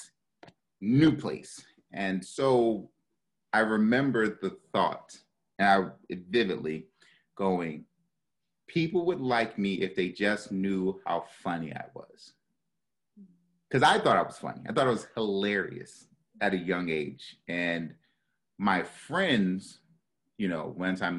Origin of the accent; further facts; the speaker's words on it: Baltimore, Maryland, United States; moved away; also born or lived in New York; I'm from Baltimore City, born and raised